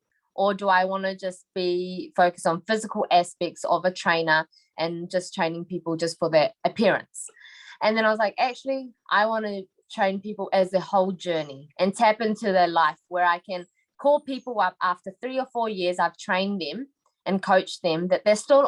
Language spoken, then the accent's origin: English; New Zealand; So I'm actually born here. So I've been in the same house, the same area for the 26 years that I've been alive.